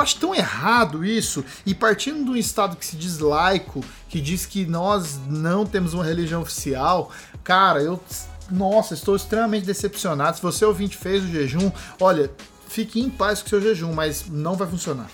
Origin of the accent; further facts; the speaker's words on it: Brazil; nós somos brasileiros